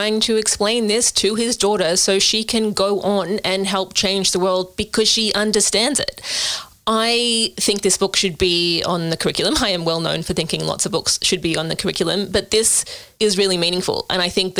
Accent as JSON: {"language": "English", "country": "Australia", "said": "despite being an Australian"}